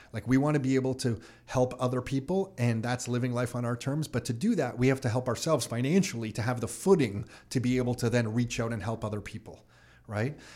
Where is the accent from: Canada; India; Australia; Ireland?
Canada; Mississauga, Ontario; also born or lived in Toronto; grew up Burnhamthorpe and Dixie